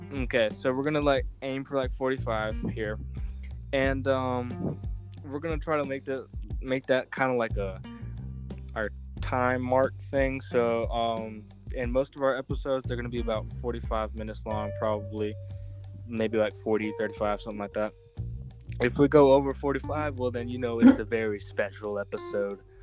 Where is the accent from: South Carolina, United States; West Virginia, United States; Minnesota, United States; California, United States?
South Carolina, United States; I'm from South Carolina